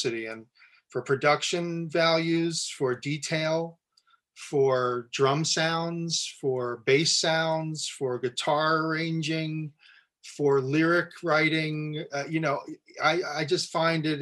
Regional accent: New Jersey, United States; New Jersey, where I'm from

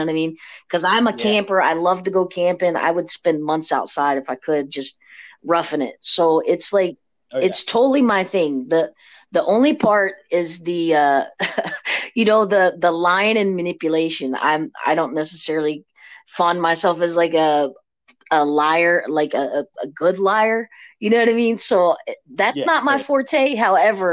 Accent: near Jellico, Kentucky-Tennessee line, United States; born or raised there

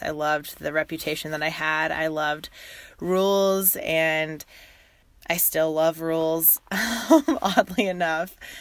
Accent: Texas, United States; also born or lived in Uganda; I live in Texas, near the Dallas area. And I grew up in Texas

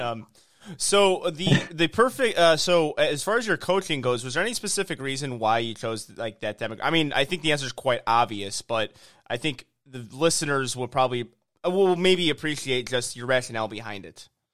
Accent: Illinois, United States; now in Houston, United States; I'm from Illinois.

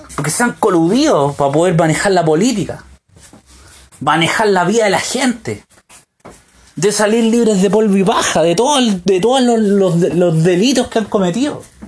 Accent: Chile; moved away as an adult; also born or lived in United States; en mi país

